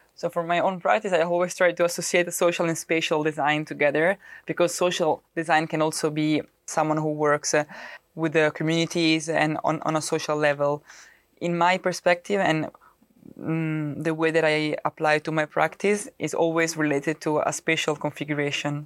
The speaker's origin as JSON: {"language": "English", "town": "Rome", "region": "Lazio", "country": "Italy", "also_born_or_lived": "Milan, Italy", "second_language": "English", "moved": "as an adult", "lives_now": "Netherlands", "said": "I come from Rome and moving in Milano"}